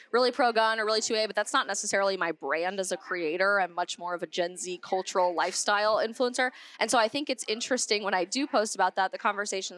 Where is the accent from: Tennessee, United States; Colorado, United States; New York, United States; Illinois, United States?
Colorado, United States; I'm from Colorado